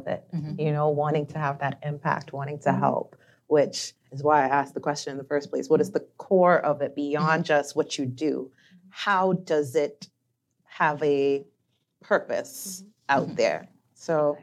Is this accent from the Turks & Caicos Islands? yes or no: yes; Turks & Caicos Islands; I'm from Turks and Caicos